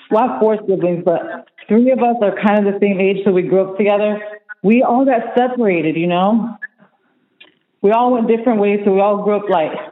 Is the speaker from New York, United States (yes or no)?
no; LaBelle, Florida, United States; I'm from LaBelle. I grew up there most of my life. Um, I come from a broken family. So my dad, he's Spanish. He's from Mexico. He came here. Um, my mom's from here, from the United States.